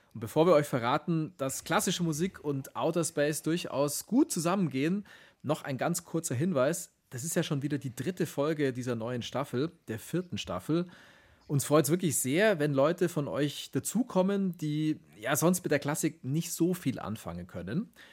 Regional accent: Augsburg, Bavaria, Germany; aus Augsburg, aus meiner Heimatstadt

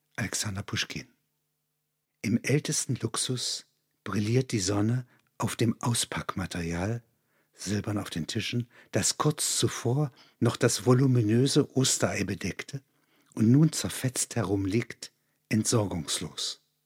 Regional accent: Halberstadt, Saxony-Anhalt, Germany; Das sind alles Klassengenossen aus dem Domgymnasium Halberstadt

